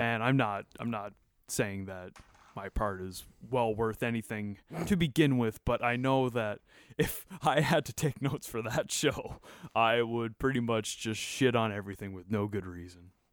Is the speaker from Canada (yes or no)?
yes; Canada; as a Canadian